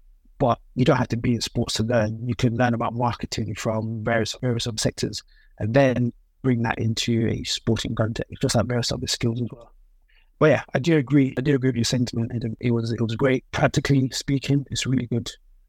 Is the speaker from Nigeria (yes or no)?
yes; Nigeria; I thought to focus on the MPFL because, again, I'm Nigerian.